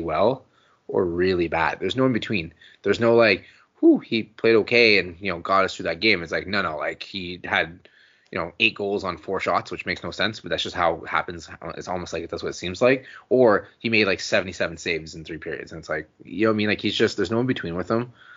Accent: Canada; as a Canadian fan

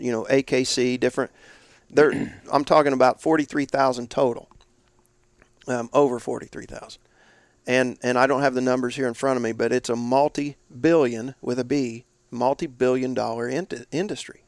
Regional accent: Indiana, United States; northeast was my territory and my home state, Indiana

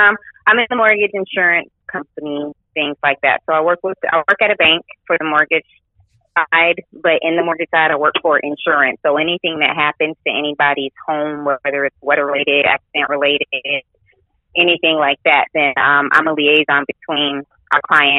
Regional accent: Georgia, United States; born there; Yeah, I was born in Georgia.

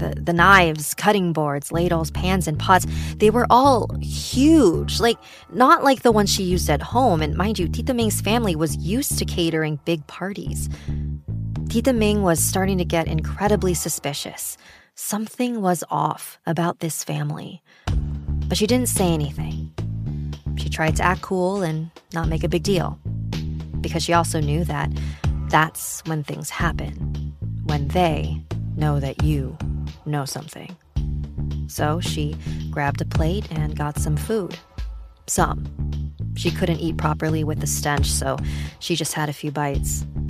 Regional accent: Philippines; I'm a Filipina living in Iloilo City.

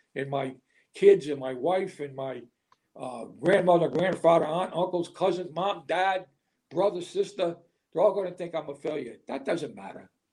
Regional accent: Rhode Island, United States; I'm from Rhode Island

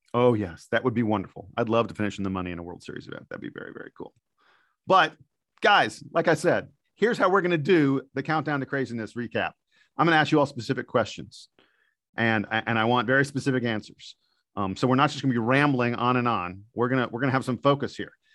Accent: East Coast, United States; I'm from the East Coast

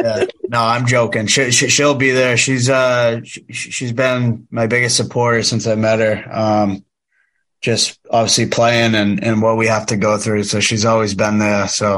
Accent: New England, United States; So I grew up watching the NFL, and obviously I'm from New England, so I'm a New England Patriots fan.

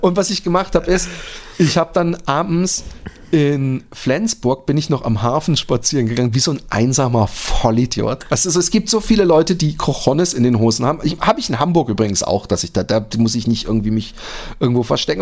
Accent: Netherlands; bei uns in Holland

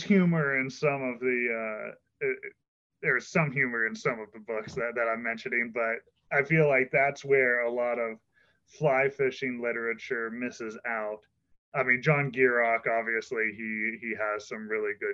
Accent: Pennsylvania, United States; where I grew up in Pennsylvania, it was incredible. I grew up on an awesome trout stream

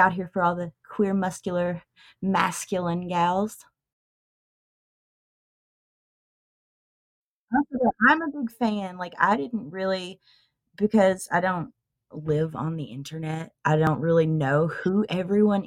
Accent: Tennessee, United States; I was born and bred in Tennessee.

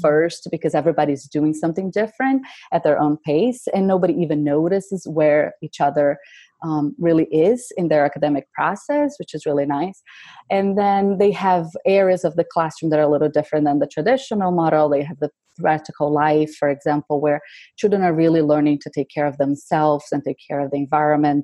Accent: Brazil; moved away as an adult; I grew up in Brazil

